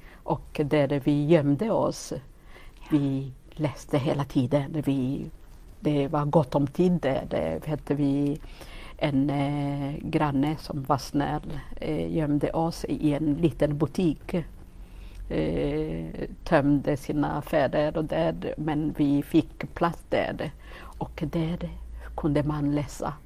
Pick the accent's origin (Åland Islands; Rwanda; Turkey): Rwanda; Gisenyi, Western Province; Swedish is a second language; moved away as an adult; also born or lived in Forshaga, Sweden; now in Karlstad, Sweden; jag eh, född och uppväxt i Rwanda